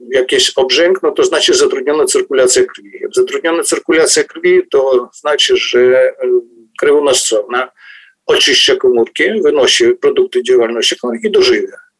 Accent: Cherkasy, Cherkasy Oblast, Ukraine; moved away as an adult; also born or lived in Drohobych, Ukraine / Kyiv, Ukraine; now in Warsaw, Poland; później dorastałem w Czerkasach, później studiowałem w Kijowie

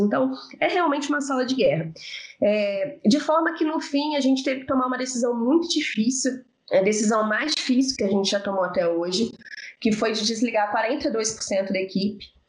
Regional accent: Rio de Janeiro, Brazil; also born or lived in São Paulo; now in Belo Horizonte, Brazil; sou carioca, morei 10 anos em São Paulo e moro em Belo Horizonte há 4

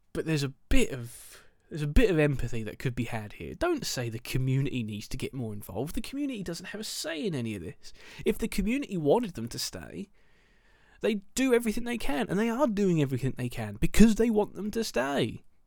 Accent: Milton Keynes, South East England, United Kingdom; I am from Milton Keynes

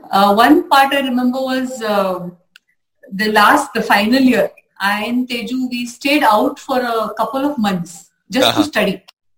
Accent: Belgaum, Karnataka, India; also born or lived in Mumbai; I was born in Belgaum. Yes, I was born in Belgaum.

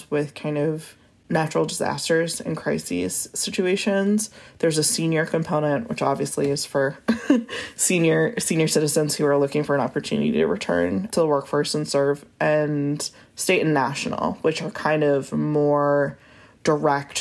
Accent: New England, United States; moved away as an adult; also born or lived in New York; now in Little Rock, United States; I'm originally from New England and went to straight to New York for college and lived there for 10 years.

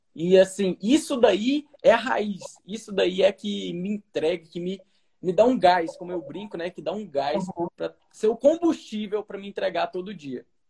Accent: Brazil; also born or lived in Portugal; o meu país, onde eu nasci

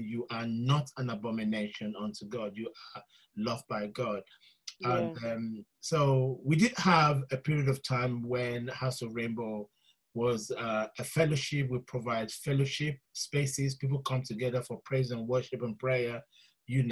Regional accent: Nigeria; also born or lived in London; I was born in London, but I was raised in Nigeria

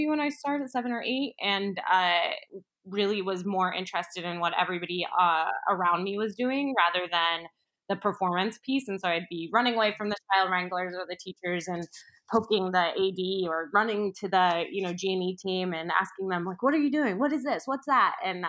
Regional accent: Orlando, Florida, United States; now in New York, United States; I grew up in the Orlando area right outside of Disney and Universal

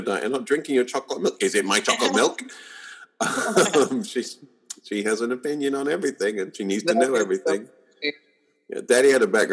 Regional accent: United Kingdom; moved away as an adult; now in Bay Area, United States; I'm British, but I live here in the Bay Area

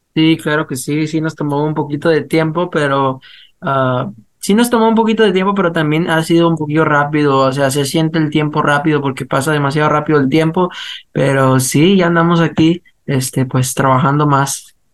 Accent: United States; somos muchachos que crecimos aquí en Estados Unidos, pero tenemos las raíces, pues, este, hispanas

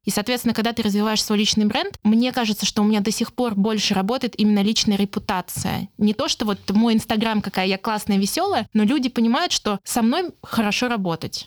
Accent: Saint Petersburg, Russia; я сама из Питера

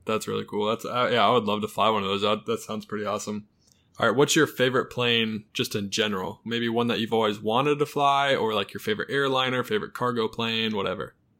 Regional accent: Charlotte, North Carolina, United States; I'm from Charlotte, North Carolina.

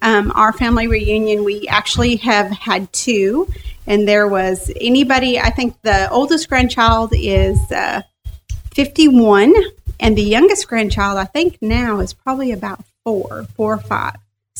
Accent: Long Beach, California, United States; born there; Actually, I was born in Long Beach, California.

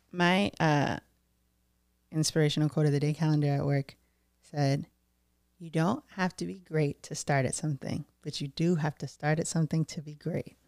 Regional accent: Brockton, Massachusetts, United States; I'm a Brockton bitch

